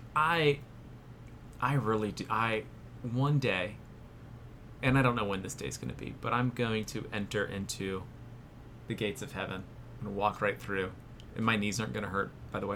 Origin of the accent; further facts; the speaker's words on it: Florida, United States; I'm from Florida